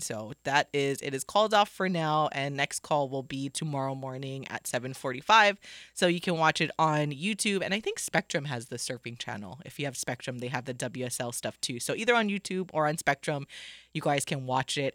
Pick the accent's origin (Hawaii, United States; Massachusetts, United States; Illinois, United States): Hawaii, United States; I'm from Hawaii. I do love to surf and I love, or I did love to surf. I used to go all the time